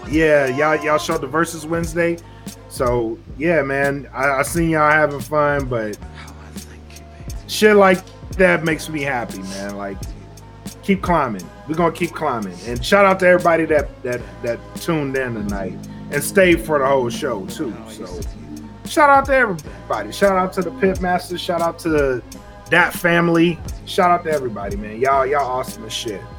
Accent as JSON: {"language": "English", "town": "Oakdale", "country": "United States", "tie": "born or raised there", "moved": "yes", "said": "I do want to shout out my hometown, man. And like, like I said, man, it was a uh, it was a pleasure to be back home. So shout out to Oakdale."}